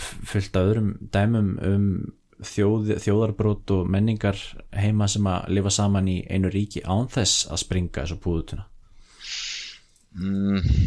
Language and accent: Icelandic; Iceland; við sem Íslendingar